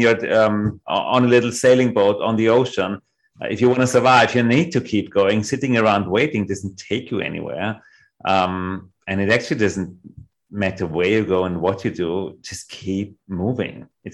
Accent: Vienna, Austria; what I really learned growing up in Vienna

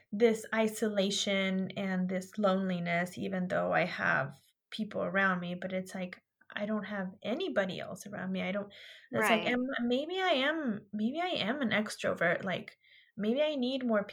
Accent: California, United States; I'm from California, and I'm just an hour and a half of Modesto

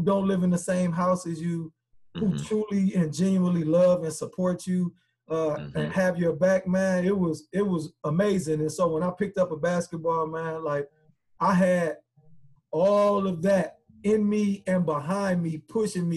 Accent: South Bend, Indiana, United States; also born or lived in Chicago, Illinois; I was born in Chicago, but South Bend raised me

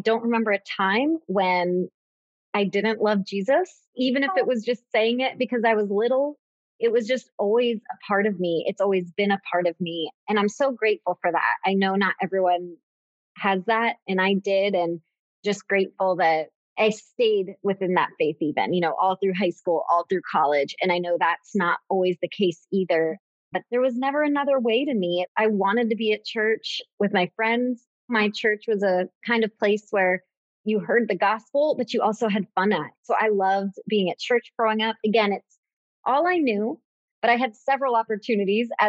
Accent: Tampa, Florida, United States; also born or lived in Gainesville, Florida; I grew up in Tampa, Florida

